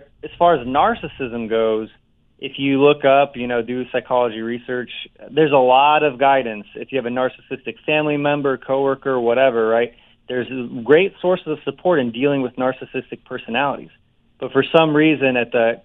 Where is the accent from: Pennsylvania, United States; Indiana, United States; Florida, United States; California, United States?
Indiana, United States; I grew up in Indiana, small town, and so I heard every Midwestern pronunciation